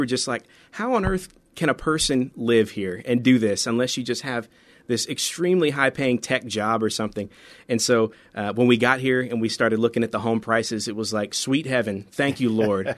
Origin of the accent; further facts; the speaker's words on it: central Florida, United States; moved away as an adult; also born or lived in Bristol, Tennessee / Memphis, Tennessee / Colorado; now in San Antonio, United States; most of my, uh, real childhood, high school, college was in Florida, in, uh, central Florida